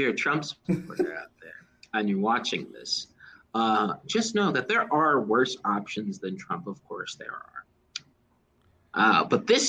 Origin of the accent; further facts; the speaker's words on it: Texas, United States; I am from small backwoods Texas.